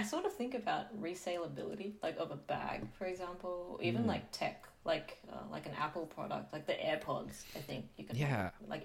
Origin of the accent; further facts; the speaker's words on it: Sydney, New South Wales, Australia; I grew up in Western Sydney